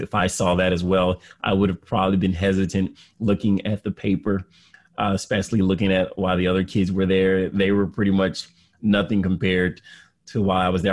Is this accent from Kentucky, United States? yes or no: no; Detroit, Michigan, United States; I grew up in Detroit, Michigan